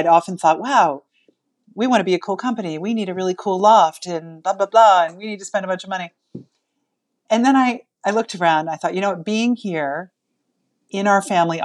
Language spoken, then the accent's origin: English; the Berkshires, Massachusetts, United States; We are from the Berkshires